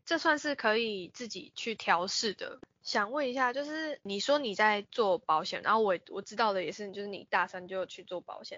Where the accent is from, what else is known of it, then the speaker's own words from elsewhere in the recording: Taichung, Taiwan; moved away as an adult; now in Kaohsiung, Taiwan; 我是台中人嘛